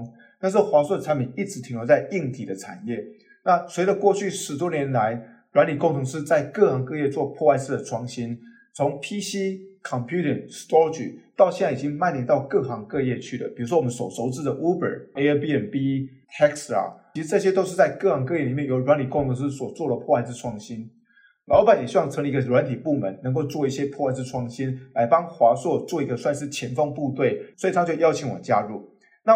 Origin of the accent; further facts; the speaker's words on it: southern Taiwan, Taiwan; also born or lived in Taipei; 那我自己是啊台湾南部长大。那后来高中跟大学就在台北念书。